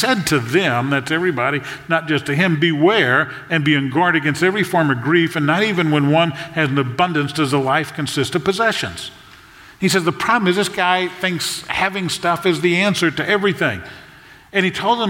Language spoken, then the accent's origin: English; South Louisiana, United States; I grew up in South Louisiana